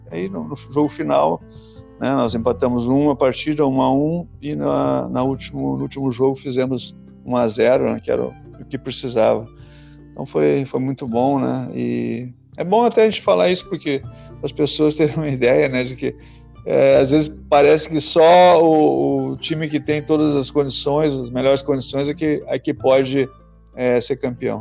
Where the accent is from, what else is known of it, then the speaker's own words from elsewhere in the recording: Porto Alegre, Rio Grande do Sul, Brazil; now in Rio de Janeiro, Brazil; Eu, eu sou de origem de Porto Alegre, né, eu sou gaúcho, eu moro no Rio